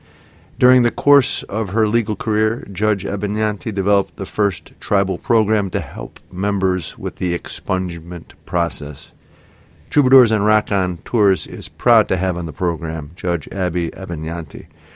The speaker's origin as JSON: {"language": "English", "country": "United States", "said": "I'm European American."}